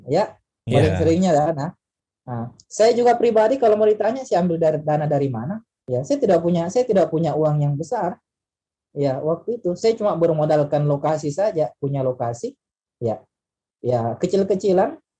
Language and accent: Indonesian; Kolaka, Southeast Sulawesi, Indonesia; dipanggil pulang ke kampung, ya Kolaka, ya, kampung saya Kolaka.